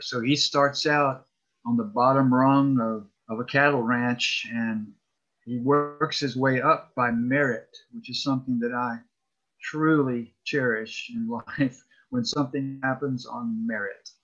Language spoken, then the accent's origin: English; College Park, Georgia, United States; I grew up in College Park, just south of Atlanta